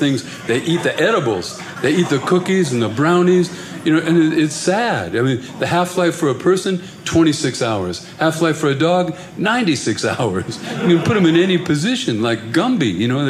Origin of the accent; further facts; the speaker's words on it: Ireland; I'm Irish.